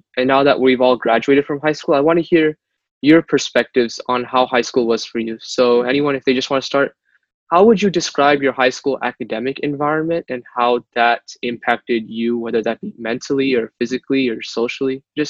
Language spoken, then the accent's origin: English; Frisco, Texas, United States; I'm from Frisco, Texas.